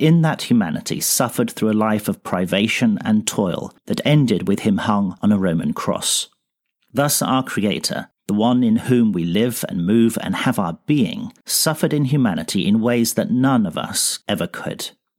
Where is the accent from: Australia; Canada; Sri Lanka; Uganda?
Sri Lanka; also born or lived in England; now in Iceland; I'm this quarter's principal contributor. I grew up in Sri Lanka as a missionary kid and worked as a pastor in England before becoming conference president in Iceland